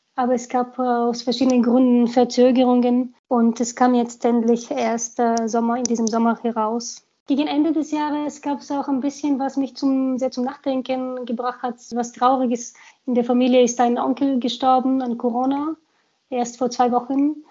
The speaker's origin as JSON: {"language": "German", "town": "Sofia", "region": "Sofia City", "country": "Bulgaria", "tie": "born or raised there", "also_born_or_lived": "Munich, Germany", "second_language": "German", "moved": "yes", "lives_now": "Germany", "said": "Ich bin ein Großstadtkind. Ich bin in Sofia groß geworden"}